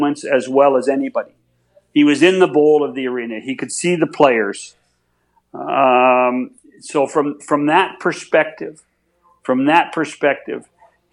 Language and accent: English; Canada; we in Canada